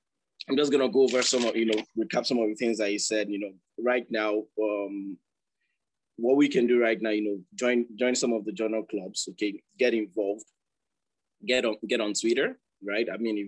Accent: Nigeria; I mean, as a Nigerian right now, I mean, you know, being a medical student or, you know, or young medical professional

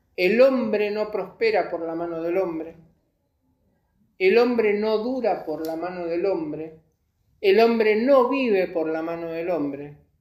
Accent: Buenos Aires, Argentina; nosotros somos amargados los porteños

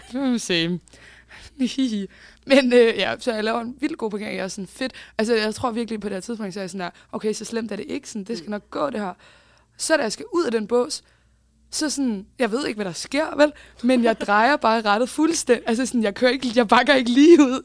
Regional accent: Bagsværd, Capital Region of Denmark, Denmark; jeg er jo fra Bagsvær

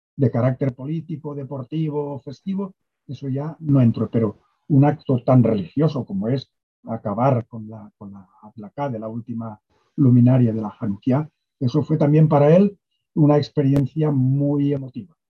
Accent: Castellón de la Plana, Valencian Community, Spain; also born or lived in Asturias; Nací allí, luego me crié en Asturias, después regresamos, me crié en Valencia y de Valencia en Castellón, y mm, de hecho mis estudios ya secundarios fueron en el instituto, en el liceo de Castellón

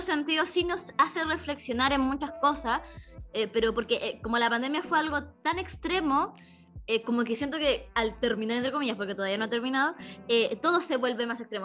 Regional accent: Coquimbo, Chile; nosotros somos de Coquimbo

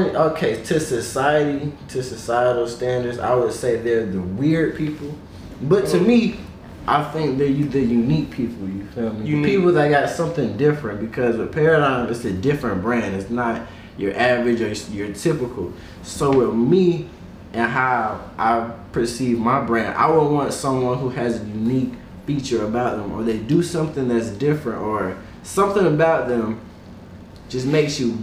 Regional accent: Macon, Georgia, United States; I'm from Macon, Georgia.

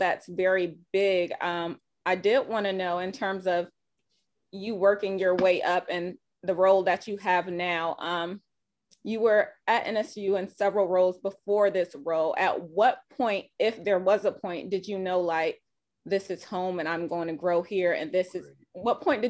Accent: Hampton, Virginia, United States; I'm from Hampton. Yes. And you know, I work in North Carolina, but I still live here.

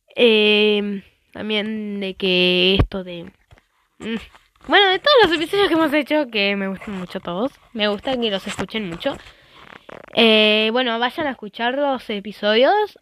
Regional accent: Argentina; como yo soy de Argentina

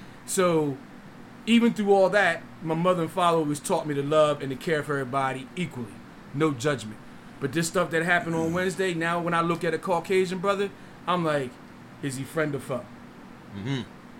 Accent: Delaware, United States; moved away; But when I came down here from Delaware, bro, it's under the carpet racism.

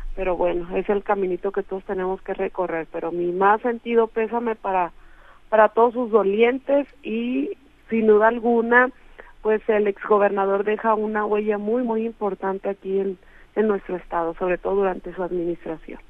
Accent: Mexico; hacia el norte que es de donde yo soy

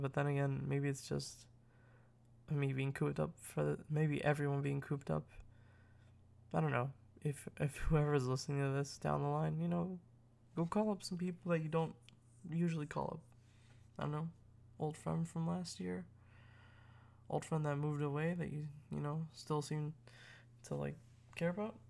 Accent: United States; I'm, I'm American

